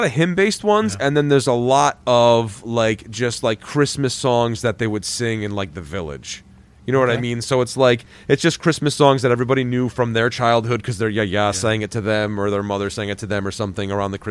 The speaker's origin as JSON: {"language": "English", "country": "United States", "tie": "born or raised there", "said": "because we're all just American, you know, we're Greek American kids"}